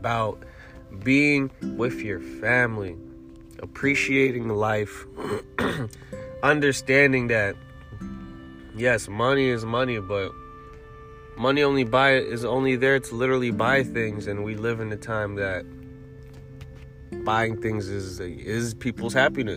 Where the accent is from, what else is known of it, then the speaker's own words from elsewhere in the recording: New York City, New York, United States; I'm a New Yorker